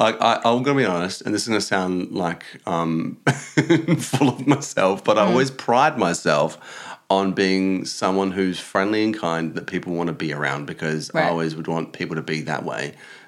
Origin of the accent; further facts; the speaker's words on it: Adelaide, South Australia, Australia; moved away as an adult; also born or lived in Watford; now in London, United Kingdom; I'm from Adelaide, which Adelaide, it's a capital city of South Australia, but it's also the smallest city.